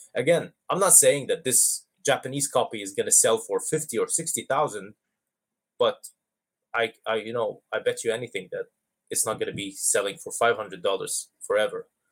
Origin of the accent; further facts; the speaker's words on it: Dubai, United Arab Emirates; I grew up in in the Middle East in Dubai